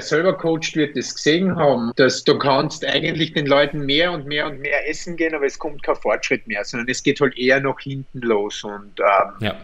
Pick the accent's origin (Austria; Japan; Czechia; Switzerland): Austria; bei uns in Österreich